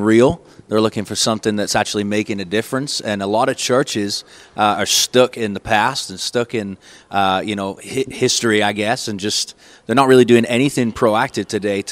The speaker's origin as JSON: {"language": "English", "town": "Manchester", "region": "North West England", "country": "United Kingdom", "tie": "born or raised there", "also_born_or_lived": "East Texas", "moved": "as an adult", "lives_now": "Longview, Texas, United States", "said": "I was born in Manchester, England, actually. I lived there for 18 years and moved to East Texas in 1997"}